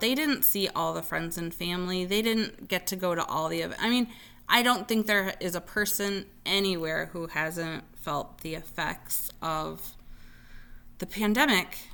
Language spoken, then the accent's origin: English; Zion, Illinois, United States; now in Bloomington, United States; My hometown of Zion, Illinois